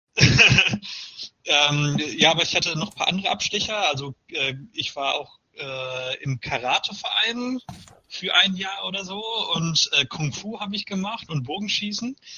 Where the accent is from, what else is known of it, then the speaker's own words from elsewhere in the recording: Paderborn, North Rhine-Westphalia, Germany; now in Mainz, Germany; meiner Geburtsstadt Paderborn und äh, meiner aktuellen äh, meinem aktuellen Wohnort Mainz